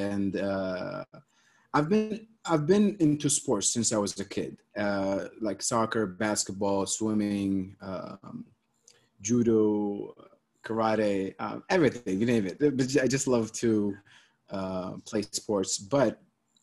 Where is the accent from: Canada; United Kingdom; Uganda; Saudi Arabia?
Saudi Arabia; Eastern Province; moved away as an adult; also born or lived in Riyadh / Philadelphia, United States / Los Angeles, United States; I grew up in Saudi, grew up in three places, actually in Eastern and Riyadh